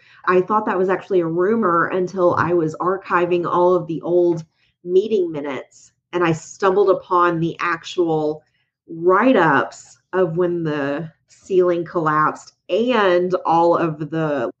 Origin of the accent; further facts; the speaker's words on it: Atwater, Minnesota, United States; Three, my family is part of the history of my hometown of Atwater, Minnesota. My family owned a small grocery store for 42 years.